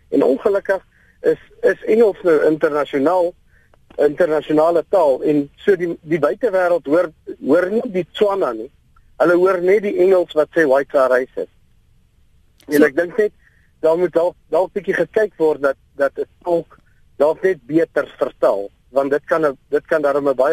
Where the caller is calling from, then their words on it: Lichtenburg, North West, South Africa; Ek is hier van Lichtenburg